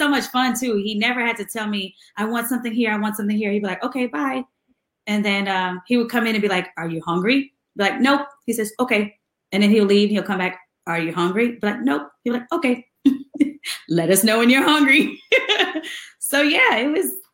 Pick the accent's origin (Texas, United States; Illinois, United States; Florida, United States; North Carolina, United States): Texas, United States; Houston; Houston, which is my hometown